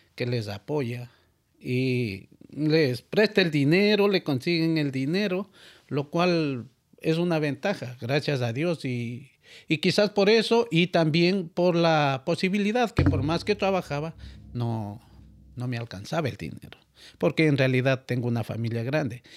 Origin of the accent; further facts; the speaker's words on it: Ecuador; moved away as an adult; now in United States; al venir de Ecuador para acá